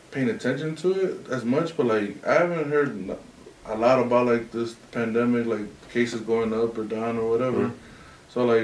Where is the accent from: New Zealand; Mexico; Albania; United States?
Mexico; Durango; Nah. We're from up north Mexico. We're from Durango.